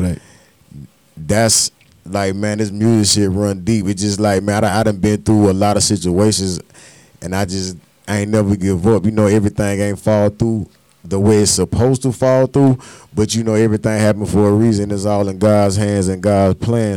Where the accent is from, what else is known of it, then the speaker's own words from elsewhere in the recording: Darlington, South Carolina, United States; moved away; also born or lived in Columbia, South Carolina; I, am from Darlington, but I tell people I'm from Columbia, Columbia